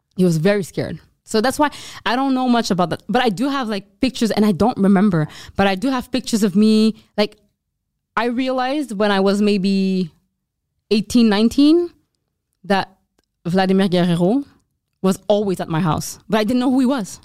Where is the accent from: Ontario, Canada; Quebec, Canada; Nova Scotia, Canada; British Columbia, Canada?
Quebec, Canada; Montreal; we're Canadian